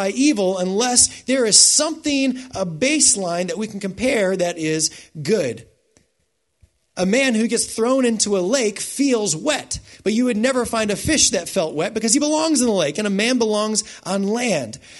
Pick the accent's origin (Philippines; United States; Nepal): United States; I was raised in the United States, so I think like an American